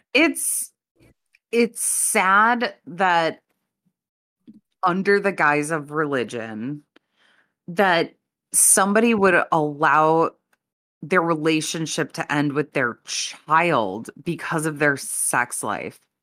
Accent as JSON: {"language": "English", "town": "Chicago", "region": "Illinois", "country": "United States", "said": "I'm, I'm from the Chicago area"}